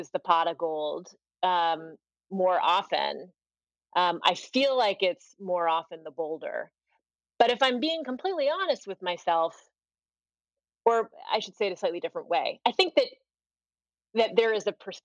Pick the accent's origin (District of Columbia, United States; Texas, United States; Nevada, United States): District of Columbia, United States; Washington; I grew up in Washington, D.C.